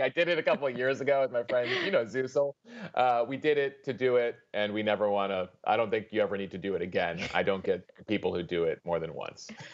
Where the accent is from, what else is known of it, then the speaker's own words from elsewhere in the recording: Chicago, Illinois, United States; moved away; I grew up in Chicago